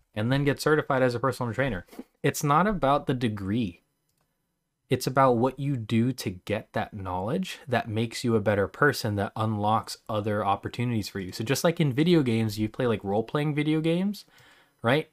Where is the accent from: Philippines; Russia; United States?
Philippines; I'm Filipino